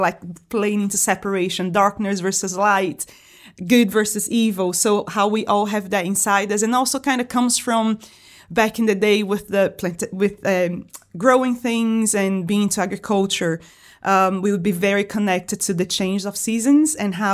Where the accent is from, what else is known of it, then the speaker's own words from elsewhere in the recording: Brazil; also born or lived in Washington, D.C., United States; now in Liverpool, United Kingdom; I'm from Brazil originally, but I was living in the United States before I moved here. I was living in Washington, D.C.